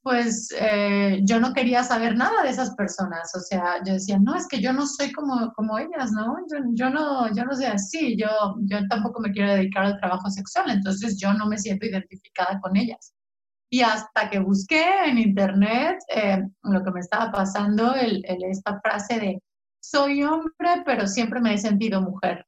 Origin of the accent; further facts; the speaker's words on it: San Miguel de Allende, Guanajuato, Mexico; moved away as an adult; also born or lived in Mexico City; aquí en provincia, eh, soy guanajuatense